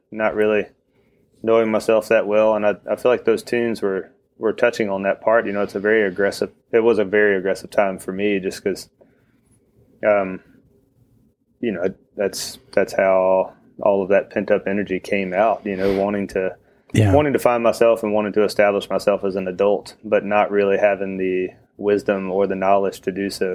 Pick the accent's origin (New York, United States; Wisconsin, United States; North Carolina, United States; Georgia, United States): North Carolina, United States; northeast of Chapel Hill, near the Virginia line; now in Chapel Hill, United States; I grew up like an hour and a half northeast of Chapel Hill, where I live now. So right on the Virginia line